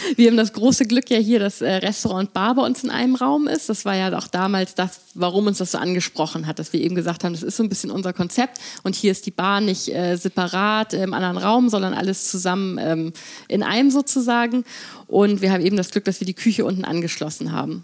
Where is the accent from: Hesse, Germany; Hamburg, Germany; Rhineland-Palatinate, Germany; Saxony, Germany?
Hamburg, Germany; also born or lived in London, United Kingdom; als Hamburgerin